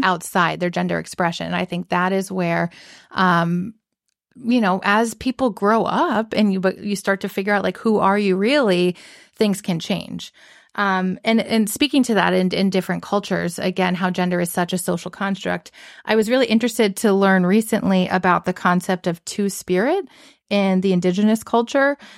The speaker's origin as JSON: {"language": "English", "region": "the South", "country": "United States", "tie": "born or raised there", "moved": "yes", "said": "growing up in the South"}